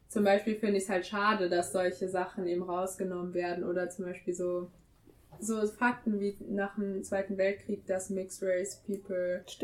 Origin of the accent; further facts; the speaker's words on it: Frankfurt, Hesse, Germany; Aber also manchmal will ich schon sagen, Deutschland ist schon meine Heimat, vor allem wenn ich im Ausland länger bin